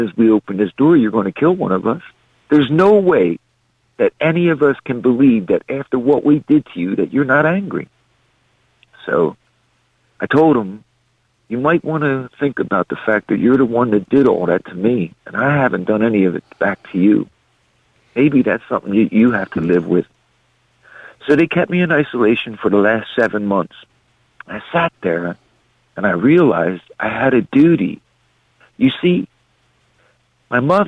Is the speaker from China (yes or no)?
no; Philadelphia, Pennsylvania, United States; growing up in Southwest Philadelphia that was 86% white